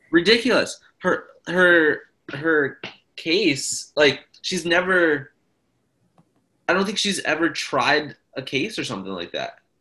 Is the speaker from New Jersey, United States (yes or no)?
no; Philadelphia, Pennsylvania, United States; I'm from Philly, and it's very much so democratic